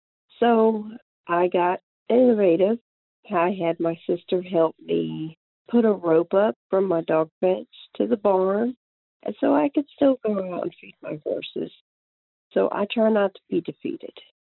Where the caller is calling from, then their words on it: Middlesex, North Carolina, United States; I am calling from Middlesex, North Carolina.